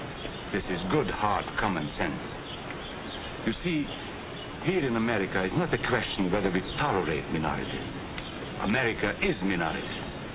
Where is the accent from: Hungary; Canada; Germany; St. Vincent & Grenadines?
Hungary; born there; I was born in Hungary.